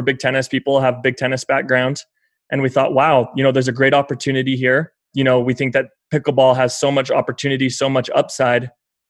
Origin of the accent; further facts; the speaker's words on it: Salt Lake City, Utah, United States; we're from Salt Lake City.